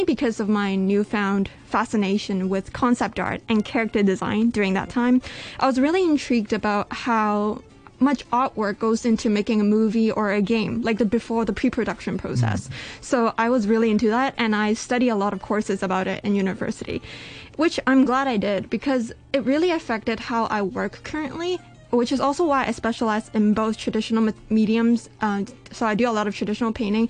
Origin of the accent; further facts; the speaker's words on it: Canada; now in Hong Kong; I was born in Canada